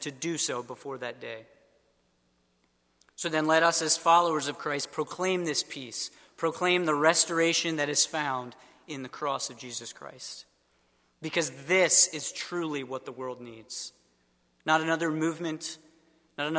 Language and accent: English; suburbs of Philadelphia, Pennsylvania, United States; moved away; I am from the suburbs of Philadelphia originally